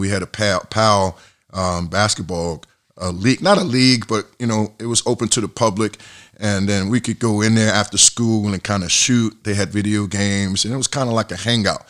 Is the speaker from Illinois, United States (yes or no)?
no; Atlantic City, New Jersey, United States; moved away as an adult; also born or lived in Massachusetts / Spain; growing up in Atlantic City